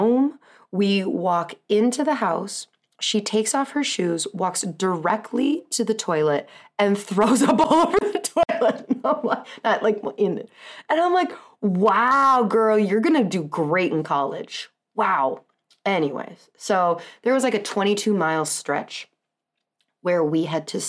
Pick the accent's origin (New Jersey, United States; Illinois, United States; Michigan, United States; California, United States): California, United States; Southern; now in Wisconsin, United States; I was born in Southern California